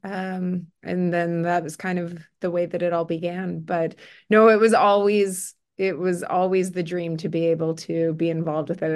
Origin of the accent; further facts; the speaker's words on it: Winnipeg, Manitoba, Canada; also born or lived in Burnaby, British Columbia; I grew up in Winnipeg